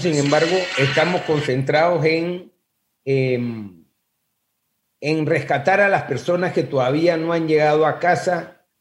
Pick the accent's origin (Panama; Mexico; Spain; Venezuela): Panama; como panameños